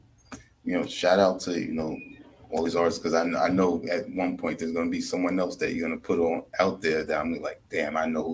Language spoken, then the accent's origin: English; New York City, New York, United States; I'm from Staten Island, so I remember when the … was slinging those cassettes out there